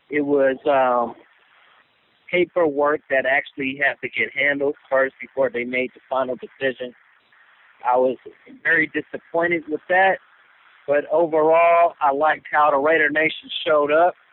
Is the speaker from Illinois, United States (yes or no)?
no; Oakland, California, United States; I'm born and raised in East Oakland, man